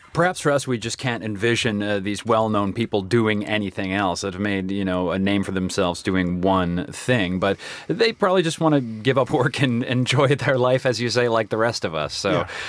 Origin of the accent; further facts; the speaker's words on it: Canada; moved away; Canada, my home country